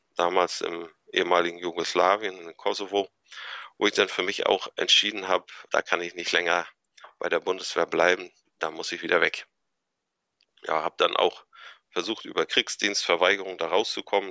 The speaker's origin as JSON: {"language": "German", "town": "Anklam", "region": "Mecklenburg-Vorpommern", "country": "Germany", "tie": "born or raised there", "also_born_or_lived": "Kiel", "moved": "as an adult", "said": "Also ich bin 1976 hier in Antlam geboren und aufgewachsen"}